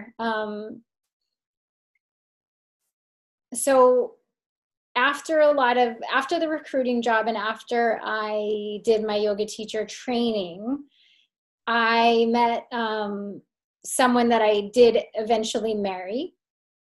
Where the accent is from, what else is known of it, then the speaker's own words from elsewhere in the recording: California, United States; moved away; also born or lived in Philadelphia, Pennsylvania / New York City; I was actually born in Philly, even though I was raised in California